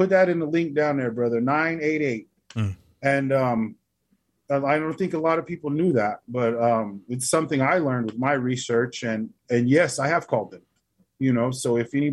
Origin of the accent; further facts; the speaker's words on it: Albuquerque, New Mexico, United States; now in Oklahoma City, United States; I was raised in the city. I wasn't raised around here in Oklahoma. I was raised in Albuquerque, New Mexico.